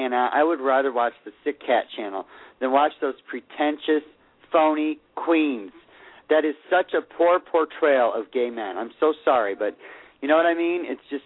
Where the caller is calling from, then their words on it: Sarasota, Florida, United States; Hello, this is … in Sarasota, Florida.